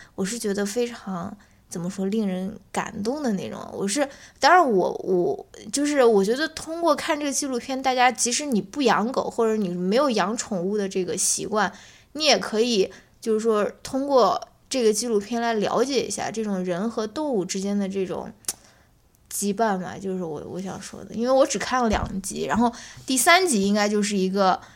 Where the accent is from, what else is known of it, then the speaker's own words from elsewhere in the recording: China; 我们中国人